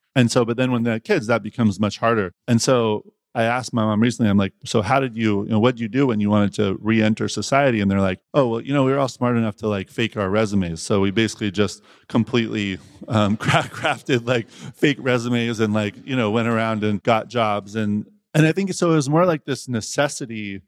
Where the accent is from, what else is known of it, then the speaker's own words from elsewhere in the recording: Eugene, Oregon, United States; moved away; I grew up in Eugene